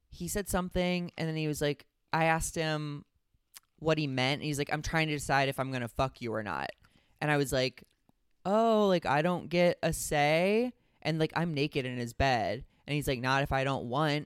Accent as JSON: {"language": "English", "region": "Midwest", "country": "United States", "tie": "born or raised there", "said": "growing up in the Midwest"}